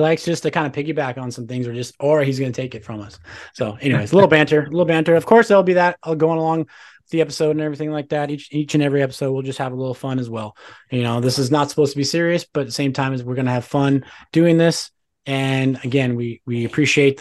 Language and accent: English; Tucson, Arizona, United States; I grew up in Tucson, Arizona. I'm from Tucson, Arizona